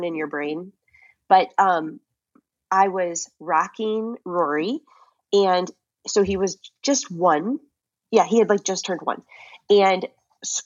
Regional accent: St. Louis, Missouri, United States; moved away; also born or lived in Seattle; I'm from St. Louis, but we were living in Seattle at the time.

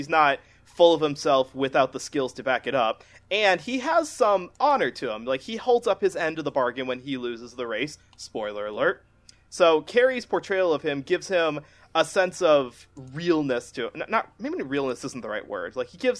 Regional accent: United States

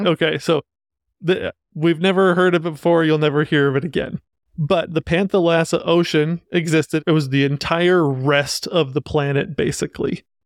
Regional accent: Utah, United States; So coming from Utah, I'm from Utah

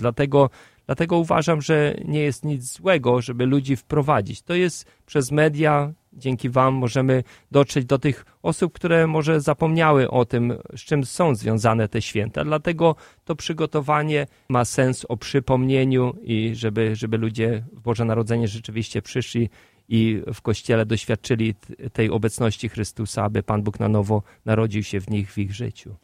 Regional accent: Lublin diocese, Lublin Voivodeship, Poland; moved away as an adult; now in Chicago, United States; z mojej diecezji rodzinnej, z, z lubelskiej

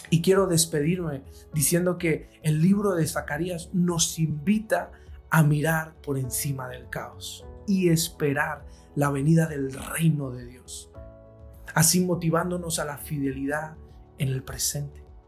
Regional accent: Spain; soy un servidor de España desde Madrid

